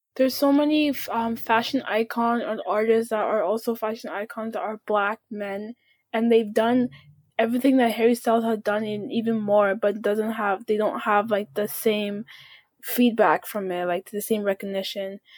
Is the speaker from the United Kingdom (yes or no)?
no; Canada; I was born in Canada, but my family's from Sudan